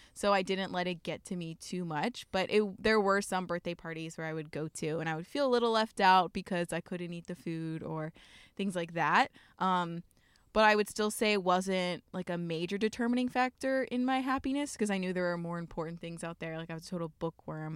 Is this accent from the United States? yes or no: yes; Columbia, Maryland, United States; moved away as an adult; also born or lived in Pittsburgh / Miami; now in Portland, United States; I grew up in Columbia, Maryland, which is like 15 minutes outside of Baltimore